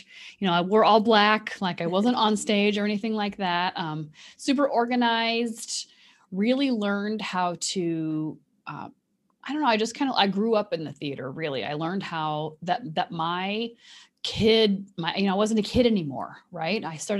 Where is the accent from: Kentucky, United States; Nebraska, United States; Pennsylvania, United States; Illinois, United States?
Kentucky, United States; born there; also born or lived in Indiana; And I was born in Kentucky, so it's almost Midwest. The western part of Kentucky is almost Midwestern.